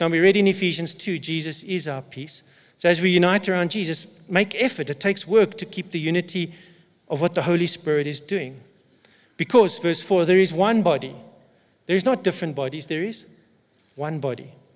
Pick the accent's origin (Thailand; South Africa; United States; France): South Africa; first language English; I'm an English speaking South African who happens to be white